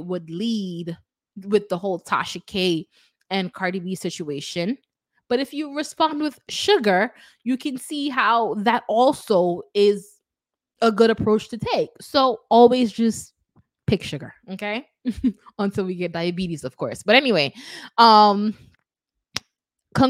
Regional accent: Kingston, Jamaica; I'm from Kingston.

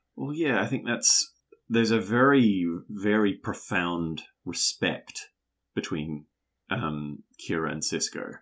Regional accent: New Zealand; as a New Zealander

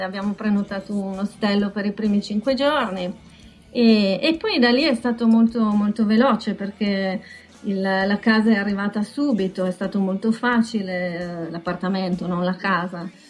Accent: Buttrio, Friuli-Venezia Giulia, Italy; moved away as an adult; also born or lived in Shanghai, China; now in Taiwan; io vengo da un paese, io sono nata a Butrio

